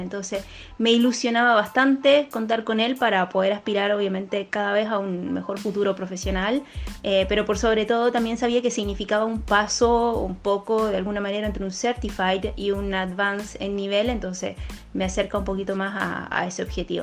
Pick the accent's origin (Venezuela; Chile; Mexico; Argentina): Chile; now in Punta del Este, Uruguay; soy chilena, sommelier profesional